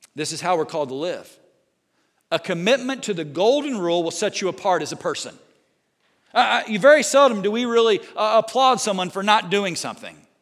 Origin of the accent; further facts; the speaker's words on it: Southern Indiana, United States; growing up in Southern Indiana